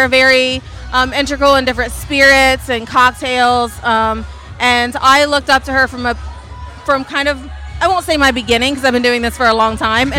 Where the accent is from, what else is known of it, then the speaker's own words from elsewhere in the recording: Chillicothe, Ohio, United States; I'm from Chillicothe, Ohio.